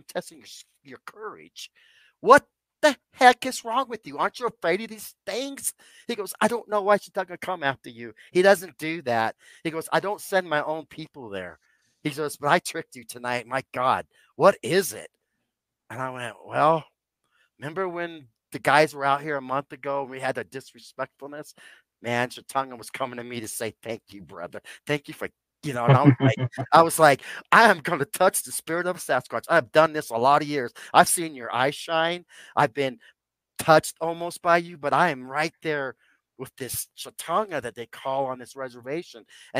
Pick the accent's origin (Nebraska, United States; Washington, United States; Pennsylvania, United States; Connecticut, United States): Nebraska, United States; now in Estes Park, United States; A lady wanted some help and her museum in Nebraska, and I'm a Nebraskan.